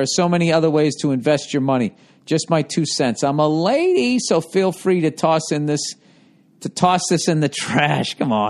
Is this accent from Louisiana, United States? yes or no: no; Ohio, United States; I'm from Ohio.